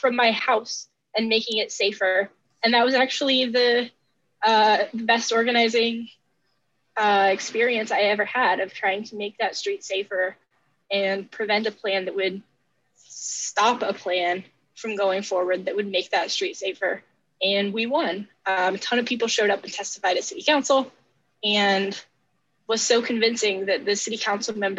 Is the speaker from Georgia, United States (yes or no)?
no; Diller, Nebraska, United States; I grew up in Nebraska in a small town called Diller, population like 260 or so.